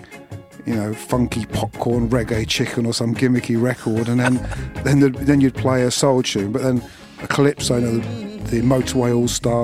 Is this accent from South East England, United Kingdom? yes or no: yes; High Wycombe, South East England, United Kingdom; also born or lived in London / Slough; Although I was born in London, I lived in Slough and then High Wycombe from the age of like 10 or 11 or something. No, so like 12 till I was about 20